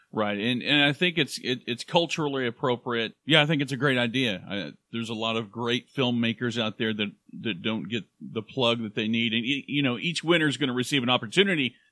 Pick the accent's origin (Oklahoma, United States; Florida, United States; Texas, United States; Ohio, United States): Oklahoma, United States; Claremore; I was born in Claremore, Oklahoma, at the Claremore Indian Hospital, the old one